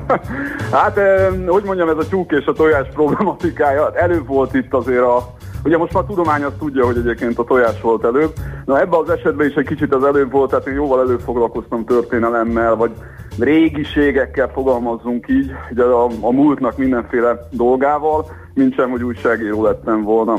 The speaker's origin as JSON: {"language": "Hungarian", "region": "Great Hungarian Plain", "country": "Hungary", "said": "magam is alföldi vagyok"}